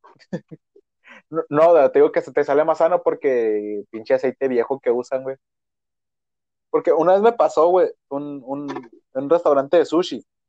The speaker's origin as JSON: {"language": "Spanish", "region": "Sonora", "country": "Mexico", "said": "todos somos de, de Sonora, güey, y aquí es la tierra de los dogos"}